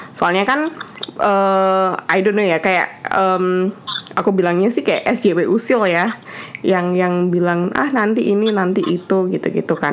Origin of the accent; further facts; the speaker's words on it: Indonesia; aku bilang juga aku dari Indonesia ya so easy like that gitu